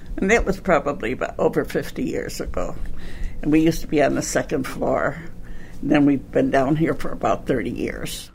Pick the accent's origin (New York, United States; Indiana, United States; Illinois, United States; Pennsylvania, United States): Illinois, United States; Chicago; was born in Bridgeport. I'm from the southwest side near Midway Airport